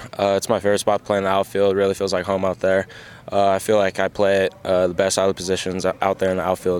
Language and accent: English; Arizona, United States; I'm from Arizona, so I'm kind of used to it a little bit.